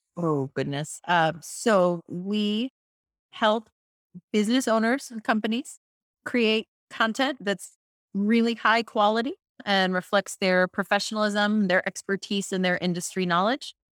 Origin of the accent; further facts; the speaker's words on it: Tampa, Florida, United States; I'm from Florida, originally from the Tampa Bay area